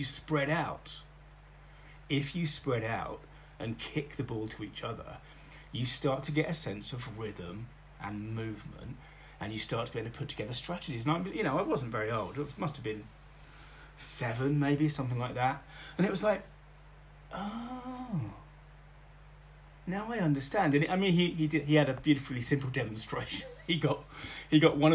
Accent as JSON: {"language": "English", "town": "Bletchley", "region": "South East England", "country": "United Kingdom", "tie": "born or raised there", "also_born_or_lived": "Oxford, England / Oxfordshire village"}